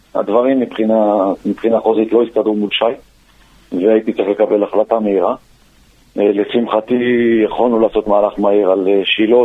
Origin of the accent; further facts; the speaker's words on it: Beersheba, Southern District, Israel; גם אני באר שבעי